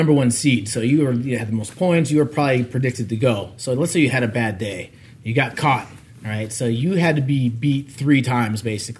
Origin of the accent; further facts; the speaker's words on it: Eugene, Oregon, United States; moved away as an adult; also born or lived in Chicago, Illinois / Colorado; I grew up in Eugene, Oregon, other side of the world, the States, pretty much